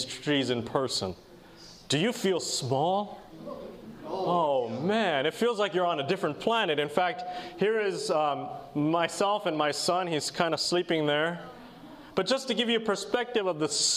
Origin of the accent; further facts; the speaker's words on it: Portland, Oregon, United States; I'm from Portland area